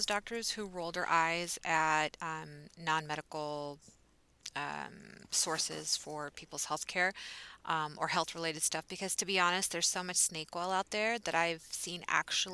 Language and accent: English; Texas, United States; I am from Texas